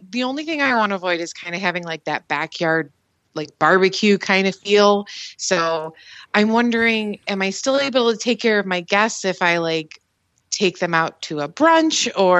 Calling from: southeastern Michigan, United States; I am calling from southeastern Michigan.

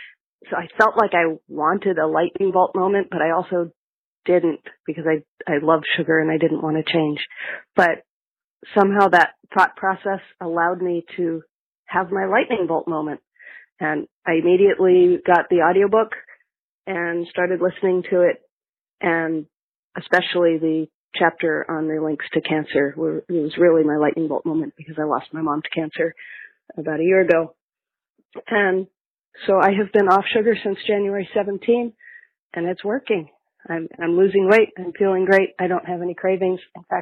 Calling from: Northern California, United States; I'm calling from Northern California.

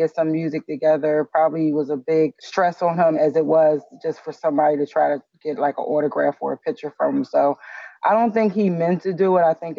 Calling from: Philadelphia, Pennsylvania, United States; I'm calling in from Philadelphia.

